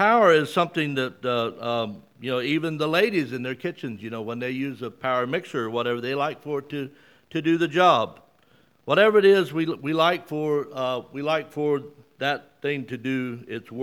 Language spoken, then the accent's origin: English; Mississippi, United States; moved away; also born or lived in South Carolina; I see people here who I grew up with in Mississippi back in the late 50s and early 60s